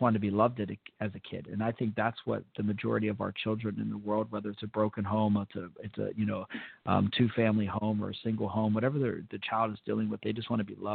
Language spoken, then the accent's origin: English; Fort Benning, Georgia, United States; born there; I was born in Fort Benning, as a lot of people know